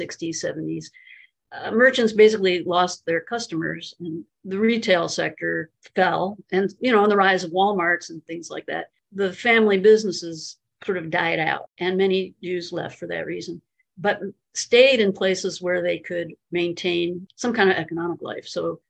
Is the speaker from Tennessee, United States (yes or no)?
no; Chicago, Illinois, United States; moved away as an adult; also born or lived in West Virginia; now in Baltimore, United States; I'm from Chicago originally. I lived in Appalachia for a while, and about 10 years, and I've lived in Baltimore for many years. But there's still part of me that really feels like Chicago is home. I grew up there, you know, left there in my 30s